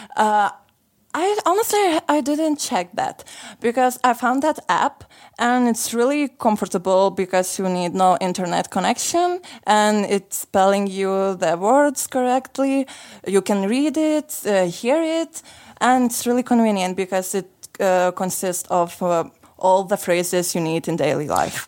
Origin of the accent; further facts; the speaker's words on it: Lithuania; moved away as an adult; now in Sofia, Bulgaria; I am originally from Lithuania and for two last months I'm living in here in Bulgaria in Sofia